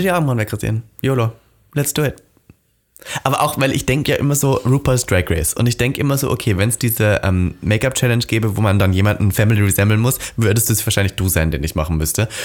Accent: Austria; ich bin ja aus Österreich

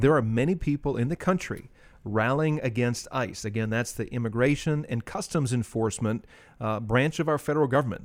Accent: United States; I'm a Native American in that I was born here

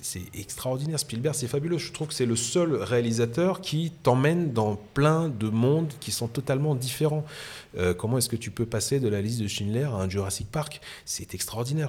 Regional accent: France; accent: French; avec mon accent euh, français, hein, parce que je parlais très mal anglais

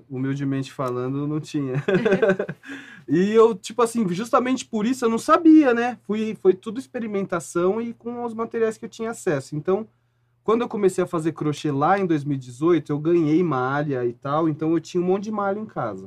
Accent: Jundiaí, São Paulo, Brazil; Eu sou de Jundiaí, interior

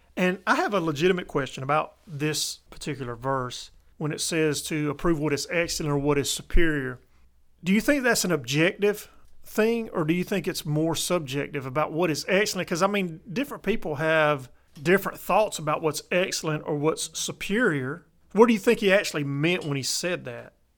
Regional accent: Columbus, Georgia, United States; now in South Georgia, United States; I grew up in Columbus, which is a military town

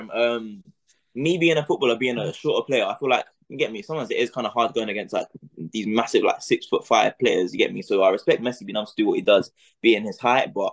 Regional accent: Jamaica; I mean, I'm Jamaican as well, so it's gonna have to be

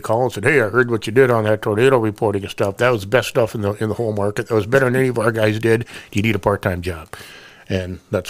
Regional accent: Columbia Heights, Minnesota, United States; moved away as an adult; also born or lived in Eau Claire, Wisconsin / Appleton, Wisconsin; I'm from Minneapolis originally, northeast Minneapolis, a little town called Columbia Heights.

